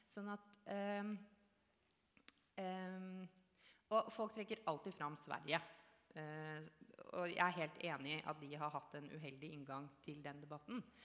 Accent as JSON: {"language": "Norwegian", "region": "Oslo", "country": "Norway", "tie": "born or raised there", "said": "jeg er født og oppvokst i Oslo indre øst"}